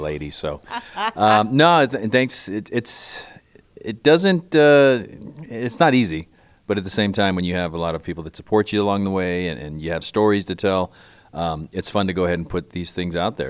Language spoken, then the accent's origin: English; Barstow, California, United States; growing up in Barstow, California